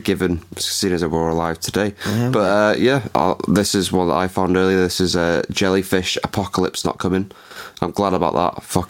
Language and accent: English; England, United Kingdom; No, because I'm from England and I did not pass my English.